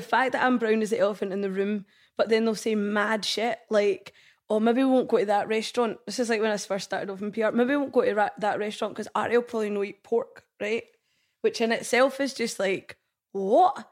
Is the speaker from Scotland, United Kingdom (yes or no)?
yes; Scotland, United Kingdom; I'm Indian, I'm Scottish